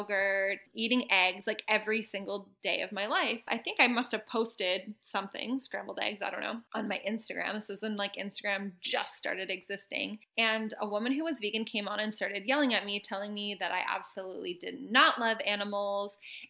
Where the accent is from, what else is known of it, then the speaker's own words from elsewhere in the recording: Canada; moved away; also born or lived in Mexico; I grew up in Canada in farm country